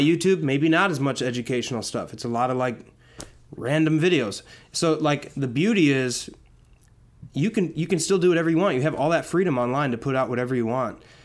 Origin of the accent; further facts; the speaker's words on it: Wauwatosa, Wisconsin, United States; now in Los Angeles, United States; I'm technically from a suburb of Milwaukee called Wauwatosa. Okay. Um, but I, I lived in a house that was probably two blocks away from the, the city of Milwaukee.